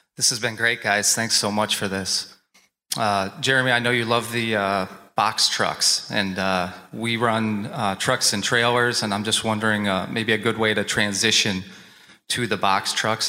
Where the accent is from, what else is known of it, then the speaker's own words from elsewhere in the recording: Ohio, United States; who came here from my home state of Ohio